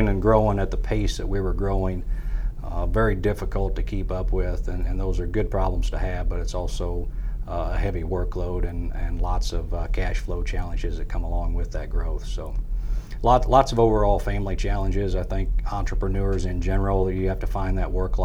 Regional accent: Farmington, Missouri, United States; now in Central Missouri, United States; I'm not from the Central Missouri area. I grew up in Farmington

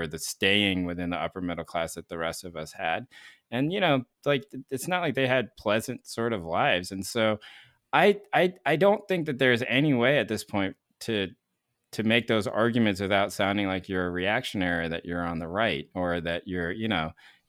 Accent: the South, United States; there are a ton of poor white kids that I grew up with in the South.

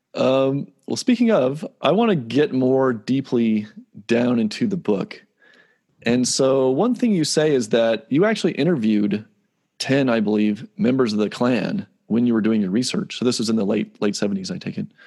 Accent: Palisade, Colorado, United States; I grew up in Palisade

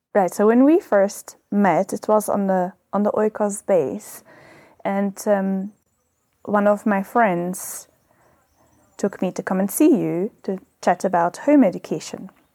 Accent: Belgium; moved away as an adult; now in South Africa; I was born in Belgium.

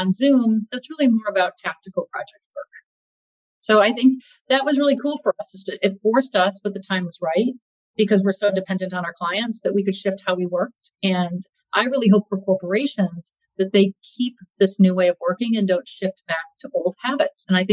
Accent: Midwest, United States; I grew up in the Midwest

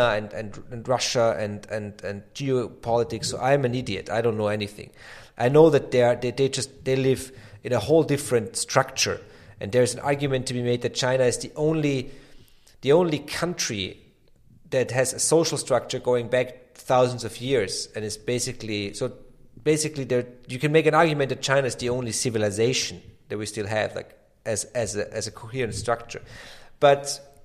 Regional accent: Austria; I come from Austria

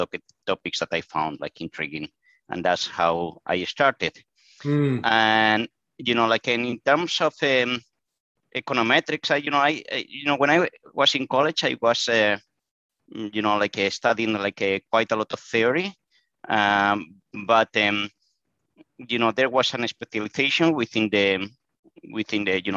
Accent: Spain; moved away as an adult; now in United States; I am originally from Spain, and I live in the United States

